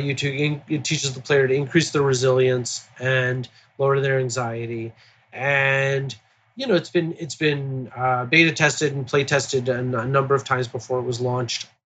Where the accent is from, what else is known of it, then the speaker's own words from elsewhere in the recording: Baltimore, Maryland, United States; my hometown of Baltimore